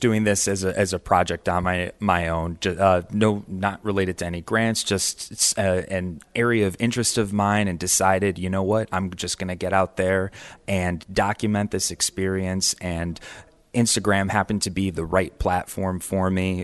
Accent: Camillus, New York, United States; now in Geneva, United States; I grew up in Camillus

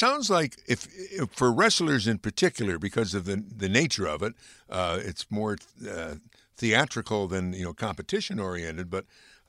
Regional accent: Amsterdam, New York, United States; my hometown of Amsterdam, New York

